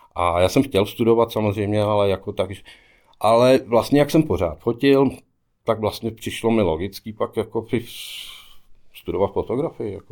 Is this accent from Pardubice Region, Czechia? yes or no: no; Sušice, Plzeň Region, Czechia; born or raised there; moved away as an adult; also born or lived in Prachatice / Melbourne, Australia / Sydney, Australia / New York, United States